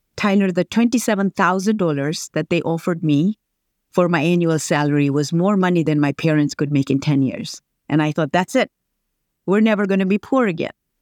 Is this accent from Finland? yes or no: no; Tanzania; moved away; I grew up, very humble beginnings in Tanzania